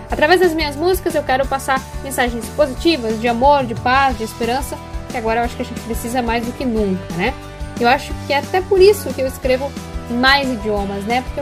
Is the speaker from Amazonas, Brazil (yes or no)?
no; Passo Fundo, Rio Grande do Sul, Brazil; Passo Fundo, aliás, que é a minha cidade natal.